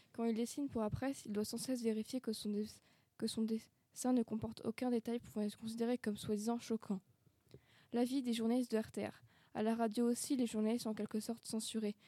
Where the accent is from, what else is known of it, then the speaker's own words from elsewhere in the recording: Brittany, France; je suis originaire de Bretagne, j'ai passé toute mon enfance.